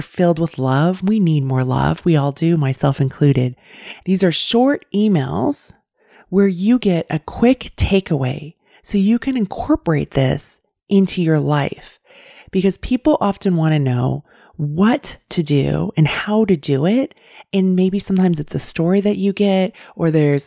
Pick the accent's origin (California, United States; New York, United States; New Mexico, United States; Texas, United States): California, United States; I live in California and I grew up in California